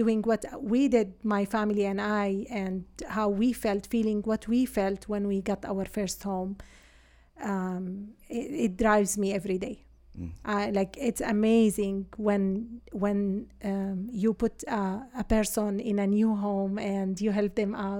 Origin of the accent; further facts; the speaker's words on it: Syria; moved away; I'm from Syria originally.